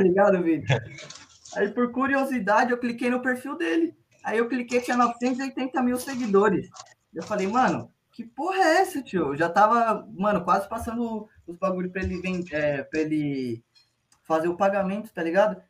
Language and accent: Portuguese; São Paulo, Brazil; como a gente é de Sampa